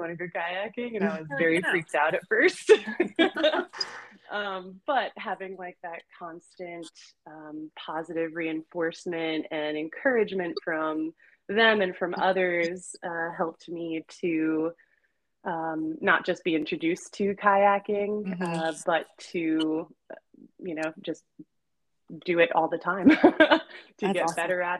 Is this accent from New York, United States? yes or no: no; Chesterfield, Virginia, United States; I grew up in Chesterfield, like adjacent of Richmond